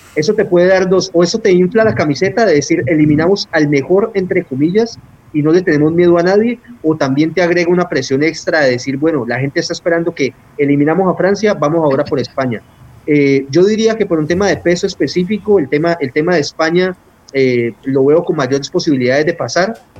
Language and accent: Spanish; Colombia; aquí en Colombia nos está costando entenderlo